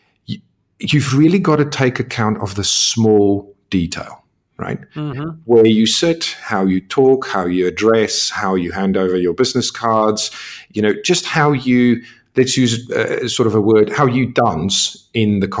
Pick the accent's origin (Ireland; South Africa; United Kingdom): South Africa; moved away; being South African